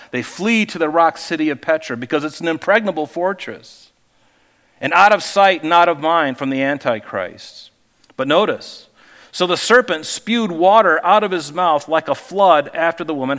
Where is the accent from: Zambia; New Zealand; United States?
United States; Pine Island, Florida; moved away; in Florida where I grew up out on Pine Island